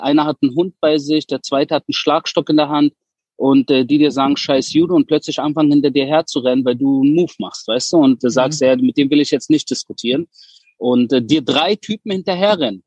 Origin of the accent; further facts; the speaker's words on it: Berlin, Germany; moved away as an adult; also born or lived in Wedding, Berlin; now in Israel; ich bin ja in Spandau Großhorn, geworden, also gut bürgerlich und entspannt und bin erst mit 13 nach Wedding gezogen